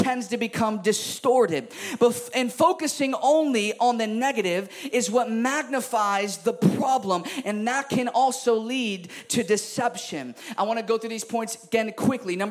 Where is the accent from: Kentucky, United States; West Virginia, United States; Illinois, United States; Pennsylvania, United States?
Illinois, United States; Chicago; I'm from Chicago